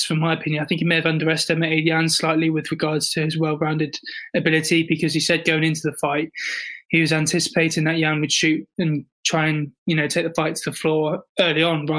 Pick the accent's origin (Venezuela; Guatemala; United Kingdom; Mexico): United Kingdom; South West England; I'm southwest, like in my hometown, I'm southwest. And even at uni, I'm in the south.